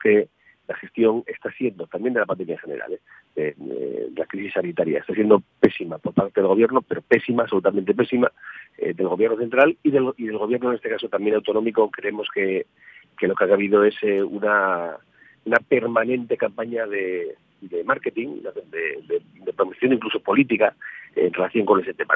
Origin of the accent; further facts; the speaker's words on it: Asturias, Spain; no como asturianos, sino como españoles